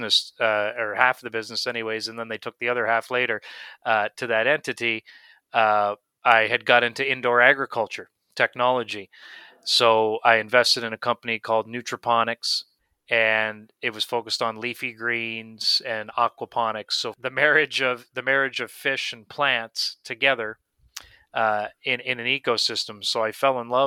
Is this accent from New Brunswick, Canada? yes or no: yes; Miramichi, New Brunswick, Canada; also born or lived in Fort McMurray; I grew up in Miramichi, New Brunswick